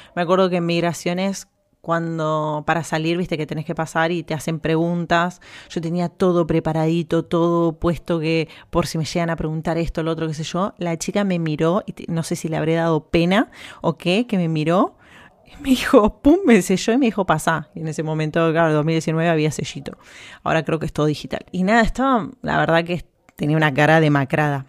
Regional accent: Argentina; moved away as an adult; now in Spain; en mi país de donde vengo

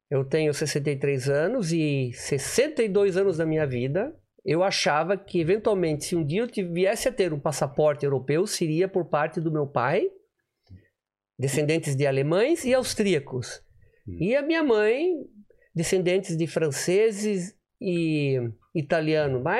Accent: Joinville, Santa Catarina, Brazil; moved away as an adult; also born or lived in Belo Horizonte / Drumcondra, Dublin; now in Dublin, Ireland; Eu sou de Joinville, hum. nascido e criado lá, mas desde cedo estudando fora

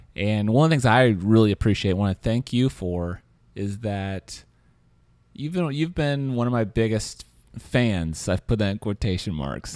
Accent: Kansas City, Missouri, United States; now in San Francisco, United States; I'm from Kansas City

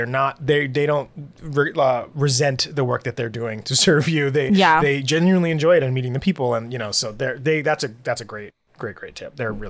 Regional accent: Cleveland, Ohio, United States; I'm from Cleveland and love it.

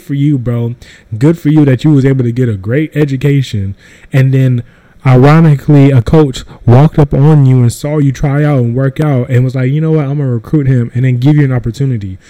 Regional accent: North Carolina, United States; I'm from North Carolina

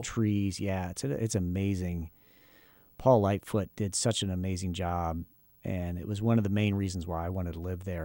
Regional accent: Akron, Ohio, United States; moved away as an adult; also born or lived in Huntington, Indiana; we are both from Akron, Ohio

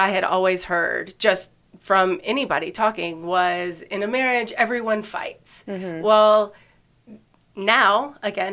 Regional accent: Springdale, Arkansas, United States; moved away as an adult; also born or lived in Georgia; now in Charlotte, United States; I'm originally from Springdale, Arkansas

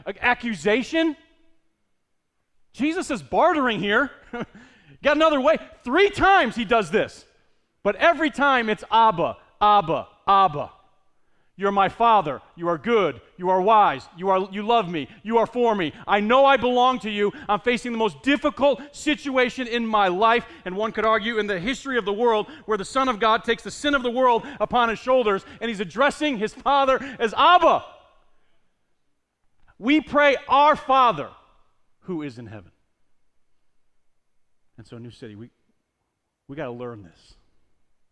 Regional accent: Northeast, United States; We're from the Northeast

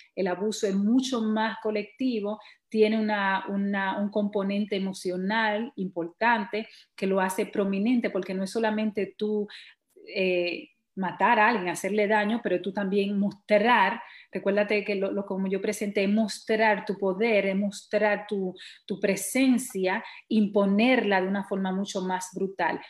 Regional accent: Dominican Republic; now in New York, United States

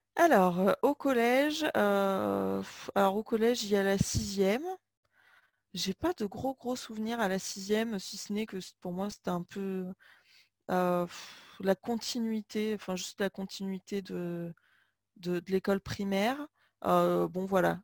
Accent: Limoges, Nouvelle-Aquitaine, France; j'ai grandi à Limoges

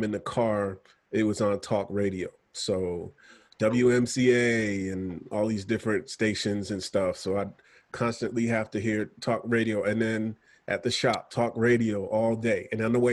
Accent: New Jersey, United States; I'm from Jersey

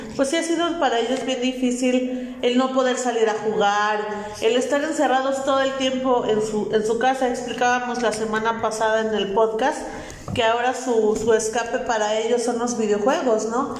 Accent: Hidalgo, Mexico; resistamos como buenos hidalguenses, mexicanos, hidalguenses y simapenses

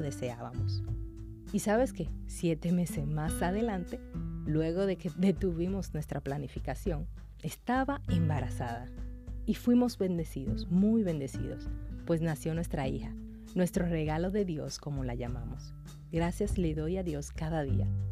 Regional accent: Dominican Republic

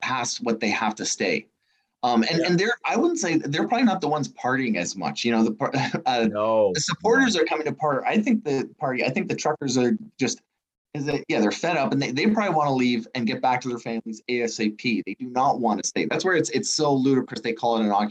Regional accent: Ottawa, Ontario, Canada; now in Toronto, Canada; I'm from Ottawa

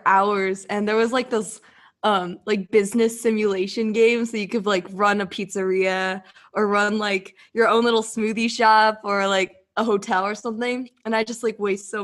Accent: Southern California, United States; I'm from Southern California

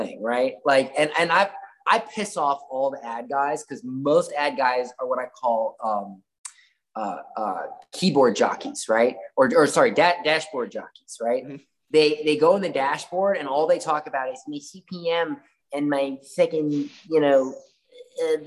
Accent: Florida, United States; I'm from Florida

